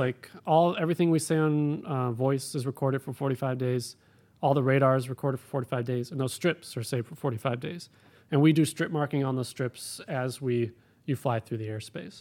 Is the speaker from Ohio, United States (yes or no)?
yes; Cleveland, Ohio, United States; also born or lived in Florida; now in Bakersfield, United States; I grew up in Cleveland, went to school in Florida